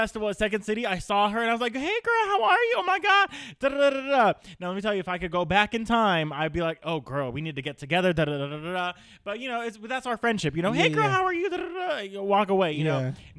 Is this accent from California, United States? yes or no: yes; California, United States; This is our state. Okay. Maxine Waters was repping me when I was born.